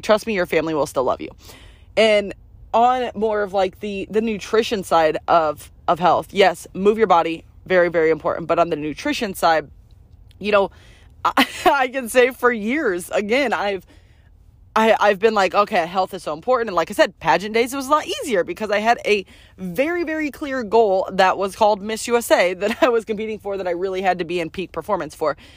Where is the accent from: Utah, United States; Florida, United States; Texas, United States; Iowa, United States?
Iowa, United States; now in Arizona, United States; I'm born and raised in Iowa